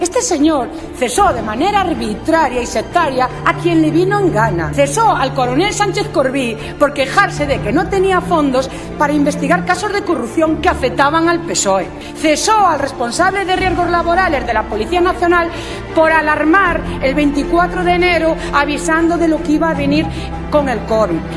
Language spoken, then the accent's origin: Spanish; Ourense, Galicia, Spain; mi tierra orense